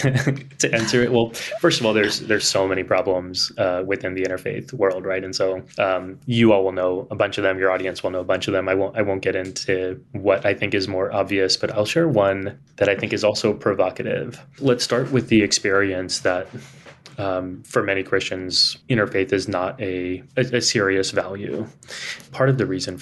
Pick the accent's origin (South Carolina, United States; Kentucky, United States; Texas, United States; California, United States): Texas, United States; San Antonio; accent: Texan; now in New York City, United States; I was growing up in Texas